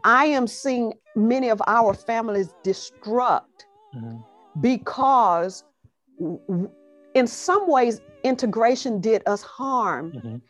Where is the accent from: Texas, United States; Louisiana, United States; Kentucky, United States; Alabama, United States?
Alabama, United States; Growing up in Alabama is where I got these roots